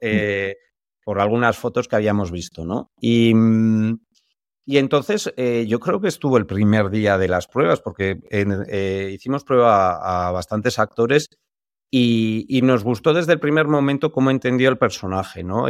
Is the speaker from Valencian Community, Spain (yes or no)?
no; San Sebastián, Basque Country, Spain; nosotros que somos de San Sebastián